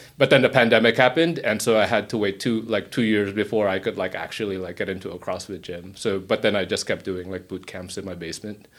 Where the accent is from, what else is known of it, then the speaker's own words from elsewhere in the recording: Washington, District of Columbia, United States; I'm from Washington, D.C.